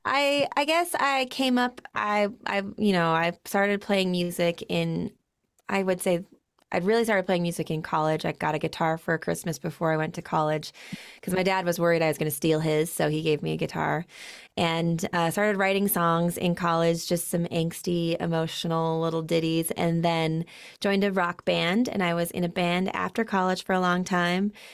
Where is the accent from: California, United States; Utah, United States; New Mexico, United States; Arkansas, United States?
Utah, United States; I'm born and raised in Utah.